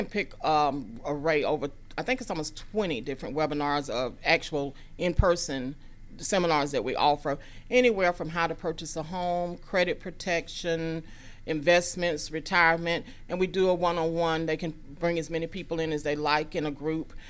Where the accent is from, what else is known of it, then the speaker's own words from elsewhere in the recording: Gwinnett County, Georgia, United States; I grew up in Gwinnett. I was educated in the Beaufort City School System, and Gwinnett's my home. I still live here.